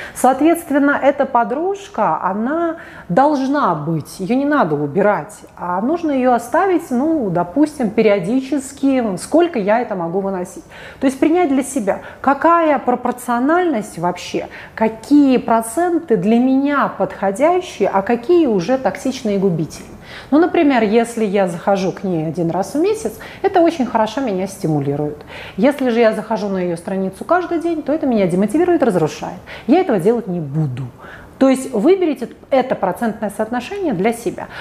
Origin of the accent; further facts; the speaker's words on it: Saint Petersburg, Russia; а я из Питера